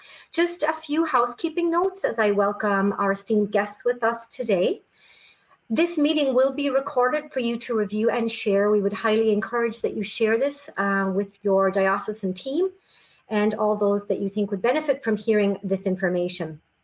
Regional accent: Wisconsin, United States; from my home state of Wisconsin.

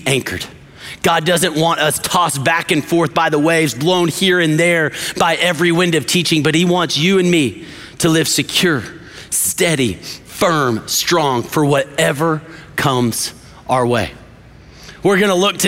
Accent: West Texas, United States; I grew up in West Texas

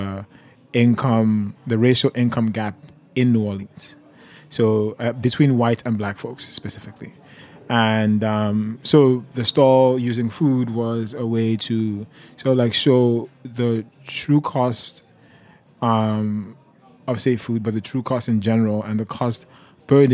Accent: Nigeria; also born or lived in Detroit, United States; now in United States; I'm a Nigerian. I'm an immigrant

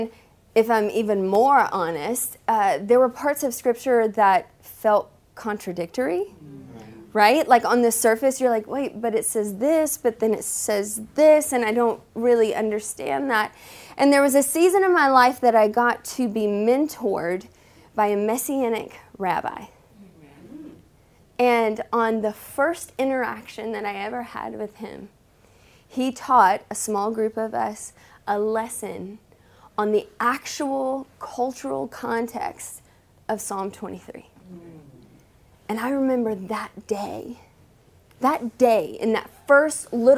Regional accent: the South, United States; I was raised in the South

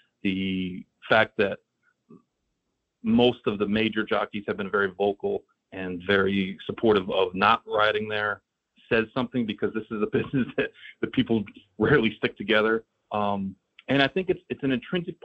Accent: Saratoga Springs, New York, United States; now in South Florida, United States; I grew up in Saratoga

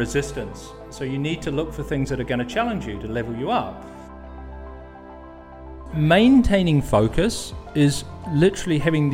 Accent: New Zealand; moved away as an adult; now in Netherlands; I'm from New Zealand and living in the Netherlands now for close to, 18 years or so

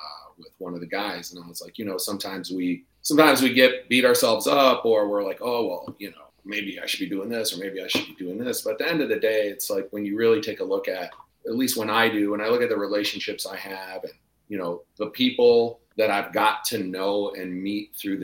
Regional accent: Detroit, Michigan, United States; moved away as an adult; now in Austin, United States; I grew up in Detroit, so we really didn't have much

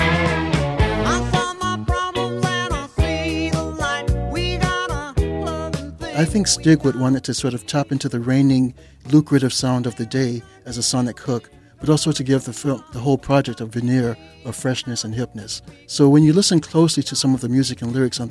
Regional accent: the South, United States; I'm from the South

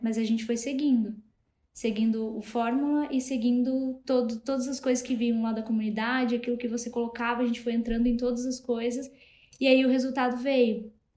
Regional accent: Matinhos, Paraná, Brazil; now in Curitiba, Brazil; eu nem sou daqui de Curitiba, eu sou de uma cidade pequena aqui do litoral do Paraná, que é Matinhos o nome

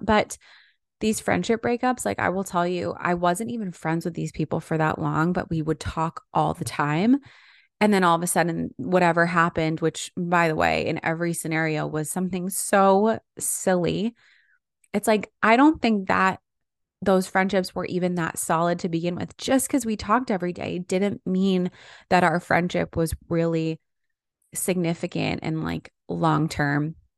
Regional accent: New York area, United States; now in Los Angeles, United States; I'm from the New York area, and so many of my friends still live there.

